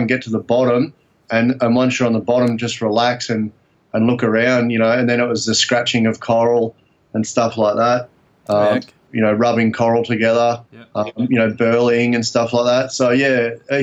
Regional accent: Gold Coast, Queensland, Australia; now in Cairns, Australia; I grew up on the Gold Coast

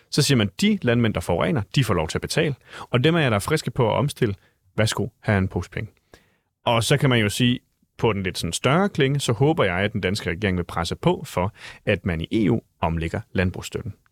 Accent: Jutland, Denmark; nu er jeg jo selv fra Jylland

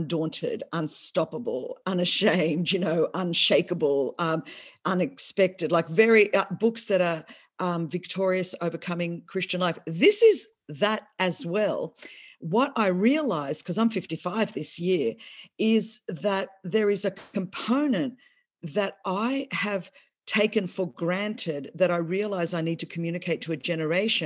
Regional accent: Australia; first language Greek; English is a second language; moved away as an adult; now in United States; born and raised in Australia

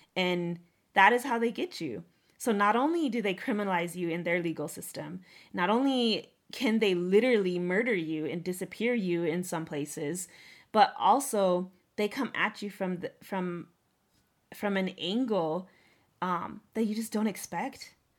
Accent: Northern Cheyenne, United States; also born or lived in Oglala Lakota; as a Native woman, as a Oglala woman, as a Northern Cheyenne woman

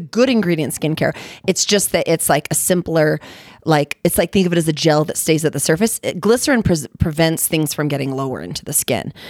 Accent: Utah, United States; also born or lived in California; I'm from Utah, Utah County. Like, you know, I was born in California, but it's not really like I'm all Utah.

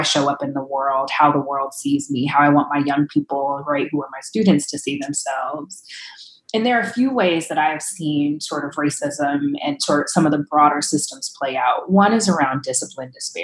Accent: Los Angeles, California, United States; I grew up in Watts, and the school that I was zoned to actually was built in response to community demands coming out of the 1965 Watts riots

